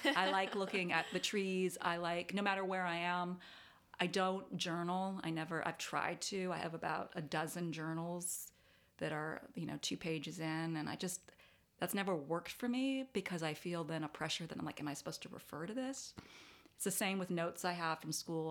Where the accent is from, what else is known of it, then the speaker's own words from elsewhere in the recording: Davis, California, United States; moved away; I grew up, um, in Davis, California